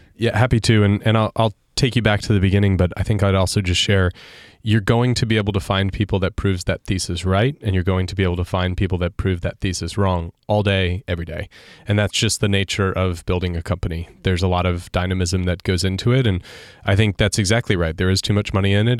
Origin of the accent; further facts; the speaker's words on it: Sarasota, Florida, United States; my hometown paper, Sarasota